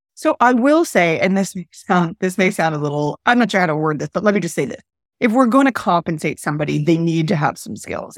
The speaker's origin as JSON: {"language": "English", "town": "Montreal", "region": "Quebec", "country": "Canada", "moved": "as an adult", "lives_now": "New Orleans, United States", "said": "I'm from Montreal and I'm Canadian."}